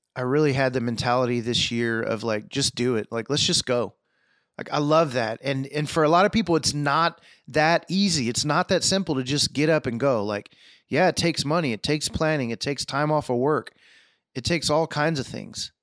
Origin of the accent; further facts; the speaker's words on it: Houston, Texas, United States; moved away; Texas, Houston, my hometown